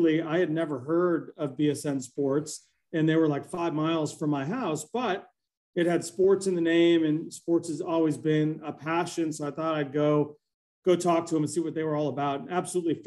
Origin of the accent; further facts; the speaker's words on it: Boston, Massachusetts, United States; moved away as an adult; also born or lived in Ann Arbor, Michigan; I grew up in Boston, Massachusetts